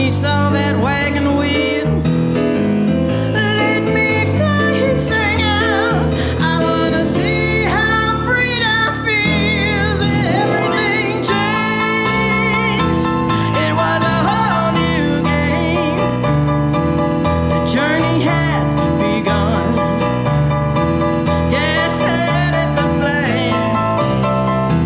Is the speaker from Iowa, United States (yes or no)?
no; Jackson, Mississippi, United States; moved away as an adult; also born or lived in Austin, Texas / New Orleans, Louisiana / Central Florida; now in Piedmont Triad, United States; I grew up in Jackson, Mississippi